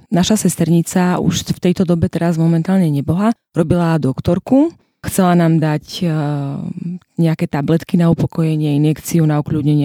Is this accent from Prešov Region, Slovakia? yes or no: yes; Hanušovce nad Topľou, Prešov Region, Slovakia; pochádzam z východu, z Hanušoviec na Toplov konkrétne